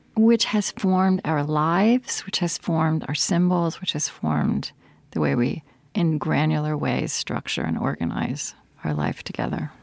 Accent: Oklahoma, United States; growing up in Oklahoma in a small town

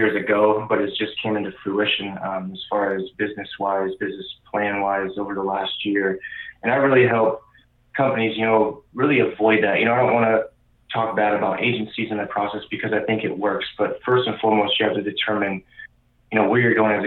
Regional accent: Indianapolis, Indiana, United States; now in Arizona, United States; I'm originally from the Midwest, so Indianapolis

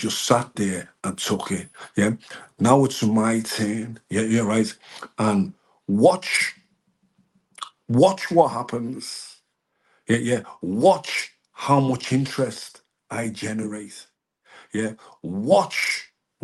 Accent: Liverpool, North West England, United Kingdom; moved away; also born or lived in London; I come from Toxteth. We were, Scousers have got a reputation for being militant. The most militant people in Liverpool were the black Scousers. You understand? I'm a black Scouser

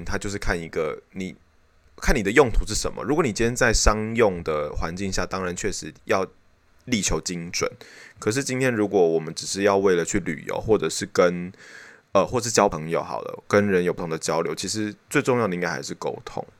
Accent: Taiwan; 或是我们台湾人讲的英文的口音，他都觉得都没差。

